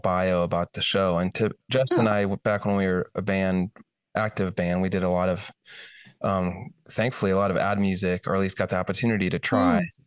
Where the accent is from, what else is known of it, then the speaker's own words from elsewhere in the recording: Iowa, United States; moved away; I grew up in Iowa, town of 5,000, so in the Midwest